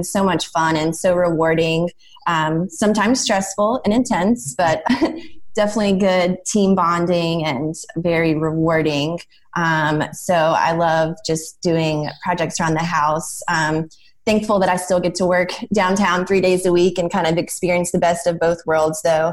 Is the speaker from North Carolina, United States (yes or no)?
yes; Durham, North Carolina, United States; I grew up in Durham, so I was just raised a Duke fan